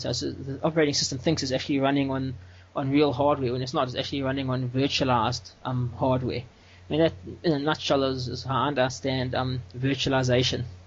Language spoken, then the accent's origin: English; South Africa; I'm from South Africa